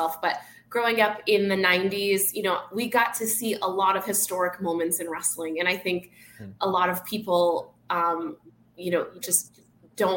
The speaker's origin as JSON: {"language": "English", "town": "Boston", "region": "Massachusetts", "country": "United States", "moved": "yes", "lives_now": "Miami, United States", "said": "I'm originally from Boston, so very big wrestling town"}